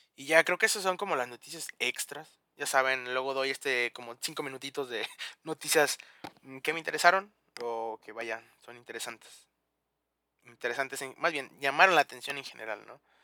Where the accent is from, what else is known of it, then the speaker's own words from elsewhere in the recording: León, Guanajuato, Mexico; yo soy de León